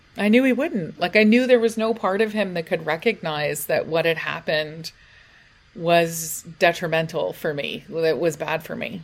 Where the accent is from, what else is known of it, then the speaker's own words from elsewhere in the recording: United Kingdom; we're British